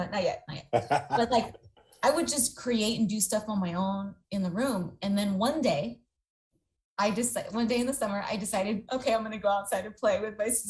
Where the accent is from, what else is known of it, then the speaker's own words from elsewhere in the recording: San Jose, California, United States; I grew up in Eastside San Jose, so all my friends that I grew up with from kindergarten on